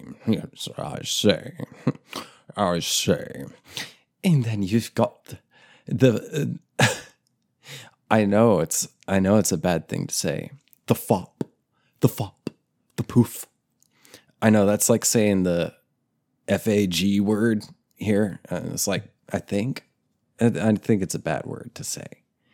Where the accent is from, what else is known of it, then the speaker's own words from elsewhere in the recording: Dublin, Leinster, Ireland; I'm from Dublin. I'm from Dublin, Ireland.